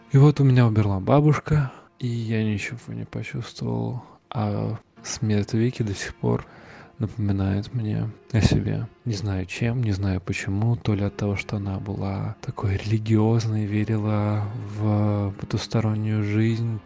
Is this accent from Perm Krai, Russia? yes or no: no; Volgograd, Volgograd Oblast, Russia; я из Волгограда у нас до сих пор часто можно найти эхо войны